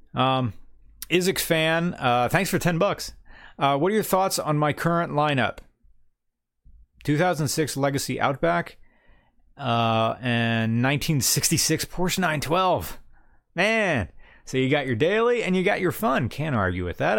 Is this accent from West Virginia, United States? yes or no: yes; West Virginia, United States; I'm from West Virginia